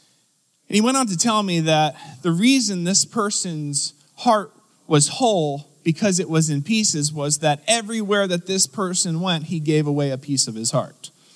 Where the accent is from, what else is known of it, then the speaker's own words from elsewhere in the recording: New Jersey, United States; now in Pittsburgh, United States; so I moved here from Philadelphia area, South Jersey to be specific. Hello, anyone from South Jersey?